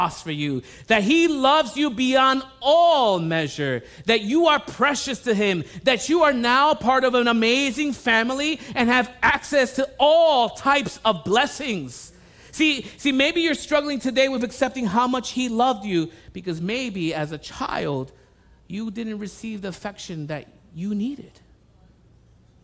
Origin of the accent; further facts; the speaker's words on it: New York City, New York, United States; I was born and raised in the Bronx